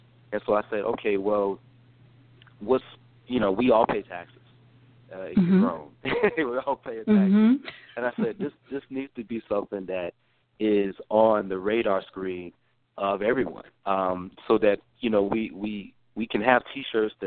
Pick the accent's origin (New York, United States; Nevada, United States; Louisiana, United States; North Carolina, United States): North Carolina, United States; moved away as an adult; also born or lived in Atlanta, Georgia; now in Washington, D.C., United States; I am from the state of North Carolina originally, born and raised